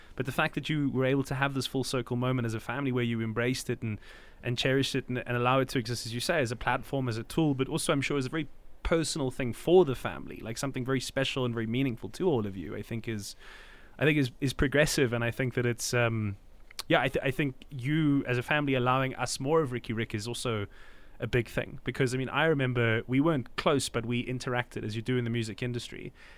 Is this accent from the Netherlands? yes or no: no; South Africa; as a South African